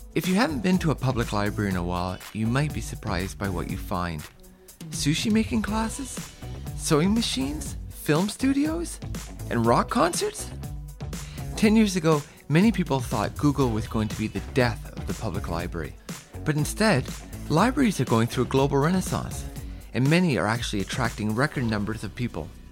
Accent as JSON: {"language": "English", "town": "Sackville", "region": "New Brunswick", "country": "Canada", "tie": "born or raised there", "said": "when I was very young, growing up in New Brunswick"}